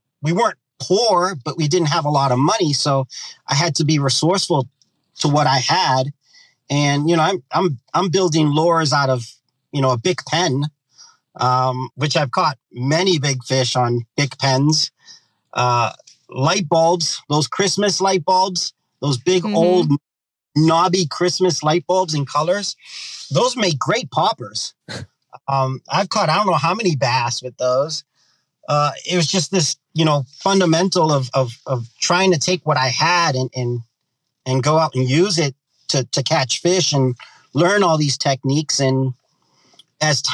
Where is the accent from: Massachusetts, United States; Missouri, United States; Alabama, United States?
Massachusetts, United States; Boston; I'm born and raised in Boston, Massachusetts